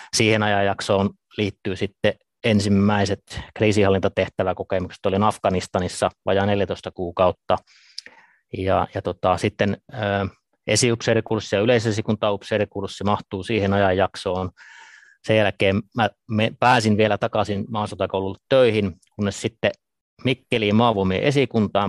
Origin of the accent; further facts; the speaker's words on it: Ivalo, Lapland, Finland; kotoisin olen, olen tuota Pohjois-Suomesta Lapista, Ivalosta